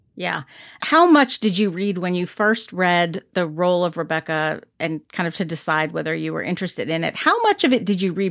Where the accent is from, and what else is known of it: United States